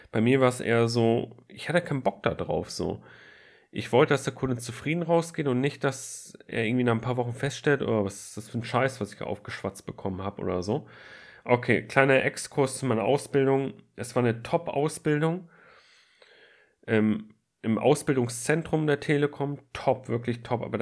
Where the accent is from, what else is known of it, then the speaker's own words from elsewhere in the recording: Flensburg, Schleswig-Holstein, Germany; Und zwar, ich komme aus Flensburg und wollte in Kiel studieren.